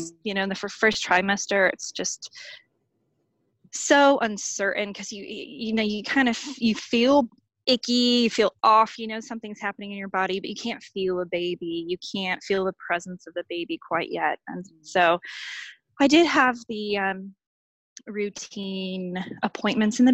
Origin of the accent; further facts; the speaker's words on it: Boulder, Colorado, United States; moved away as an adult; now in Victoria, Australia; my hometown of Boulder, Colorado